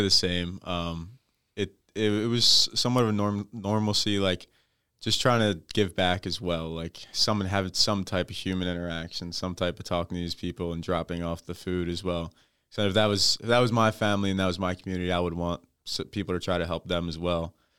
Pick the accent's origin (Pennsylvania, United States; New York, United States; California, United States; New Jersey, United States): New Jersey, United States; I'm from South Jersey